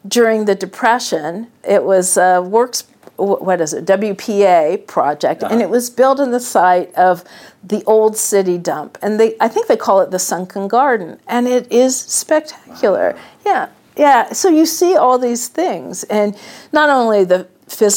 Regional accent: West Coast, United States; moved away; growing up on the West Coast, living half the year on the East Coast, and actually many years full-time on the East Coast

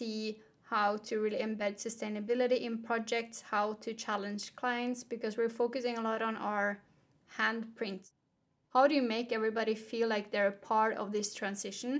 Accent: Norway; Growing up in Norway

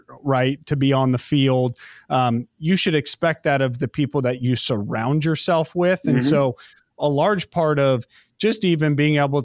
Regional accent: United States; being an American kid.

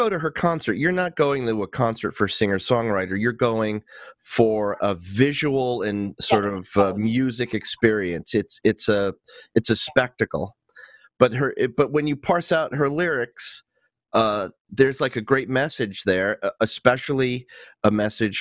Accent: New Jersey, United States; where I grew up in North Jersey

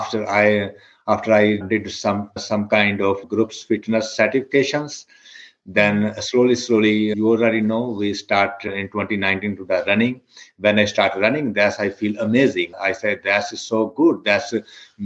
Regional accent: India; moved away as an adult; now in United States; I'm from India. When I came, we moved from India, I believe it's 2007 in the US.

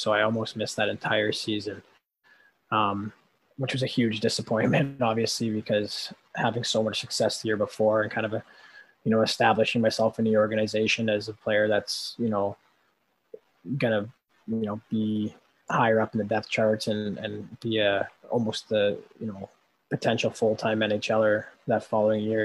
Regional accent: Winnipeg, Manitoba, Canada; I'm from Winnipeg

